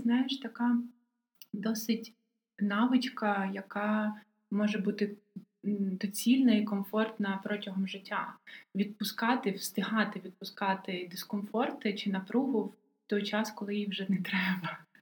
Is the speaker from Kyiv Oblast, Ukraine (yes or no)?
no; Odesa, Odesa Oblast, Ukraine; я одеситка